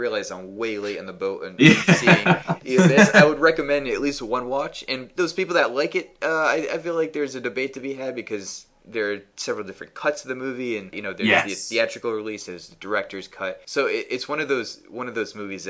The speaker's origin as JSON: {"language": "English", "region": "Rhode Island", "country": "United States", "moved": "yes", "said": "I'm originally from Rhode Island"}